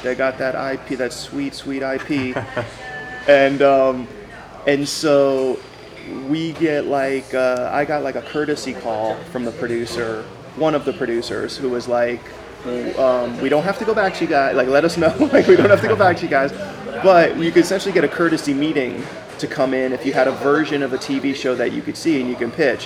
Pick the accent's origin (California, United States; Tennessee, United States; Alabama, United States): California, United States; Los Angeles; I am from the Valley, San Fernando Valley, the 818. And uh, I grew up in a um, place called Woodland Hills, and that's actually where I'm back now